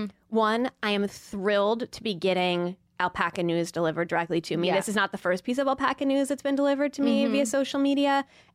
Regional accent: Peoria, Illinois, United States; the Peoria, Illinois area, my hometown

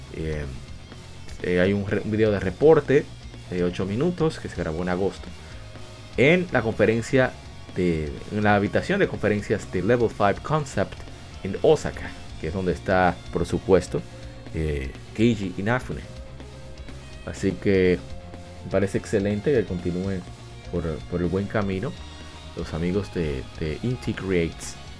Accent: Puerto Rico; Puerto Rico, mi país

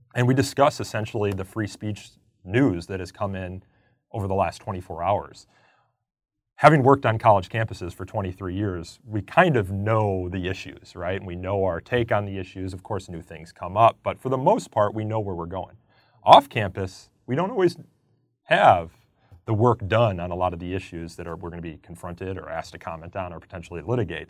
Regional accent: outside of Chicago, Illinois, United States; I'm from Illinois, outside of Chicago

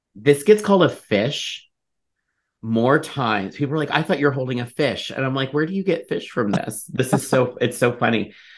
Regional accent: Ohio, United States; where I grew up in Ohio

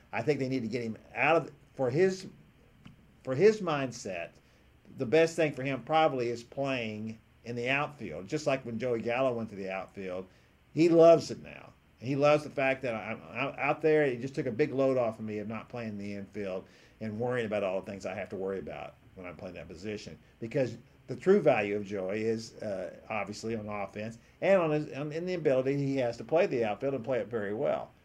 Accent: Houston, Texas, United States; me growing up in Houston

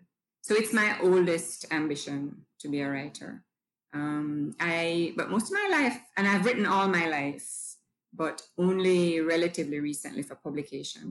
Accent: Jamaica; I'm Jamaican. I was born here, spent all of my life here except for 2 years away at school.

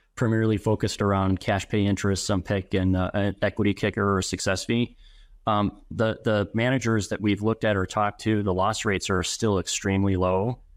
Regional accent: Madison, Wisconsin, United States; born and raised in Madison

